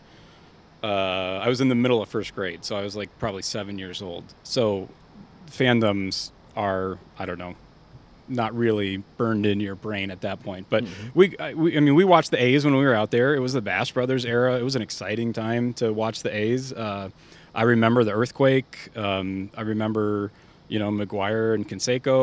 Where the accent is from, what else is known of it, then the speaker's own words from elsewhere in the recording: Vallejo, California, United States; also born or lived in St. Louis, Missouri; we moved to Vallejo when I was 3 or 4